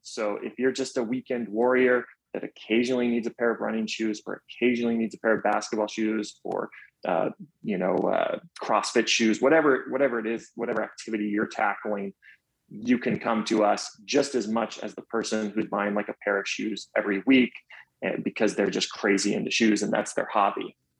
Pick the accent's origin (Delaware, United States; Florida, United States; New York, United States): Florida, United States; Orlando; now in Atlanta, United States; growing up in Orlando. So, growing up in Orlando, right as I turned, I believe it was eight